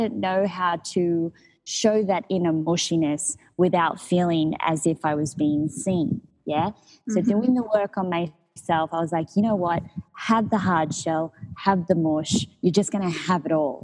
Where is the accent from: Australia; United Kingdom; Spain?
Australia; moved away as an adult; also born or lived in Mexico; being an Australian, I lived a very settled status quo lifestyle